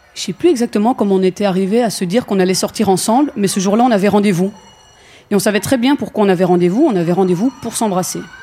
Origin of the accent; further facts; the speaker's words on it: Belgium; Je suis belge, j'ai fait ma scolarité en Belgique